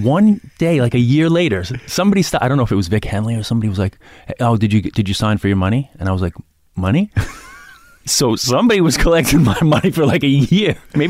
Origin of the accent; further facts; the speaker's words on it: New York City, New York, United States; I grew up in Queens.